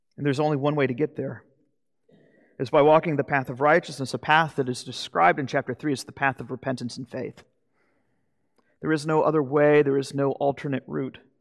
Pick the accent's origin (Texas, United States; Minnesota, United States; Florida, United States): Florida, United States; Jacksonville; moved away; I'm from Jacksonville, Florida